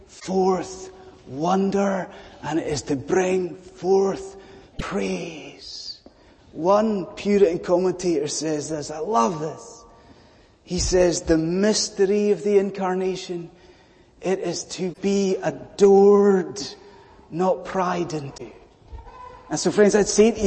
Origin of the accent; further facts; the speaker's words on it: Scotland, United Kingdom; now in London, United Kingdom; I'm a Scotsman